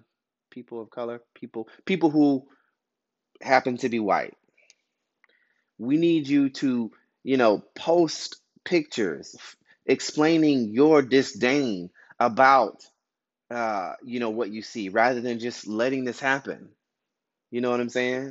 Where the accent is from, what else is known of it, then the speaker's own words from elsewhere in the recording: Albany, Georgia, United States; I'm from Albany, Georgia.